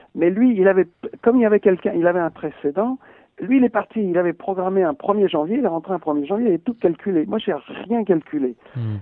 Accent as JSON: {"language": "French", "country": "France", "said": "je suis français et j'ai pas perdu du tout mon identité"}